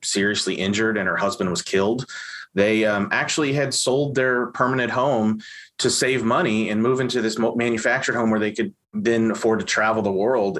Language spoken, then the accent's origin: English; Evansville, Indiana, United States; I grew up in Evansville, Indiana